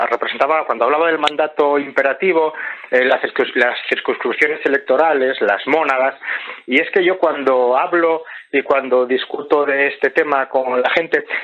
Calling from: La Rioja, Spain; de La Rioja.

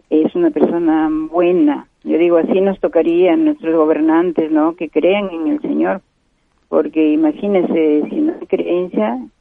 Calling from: Comas, Lima, Peru; de Comas.

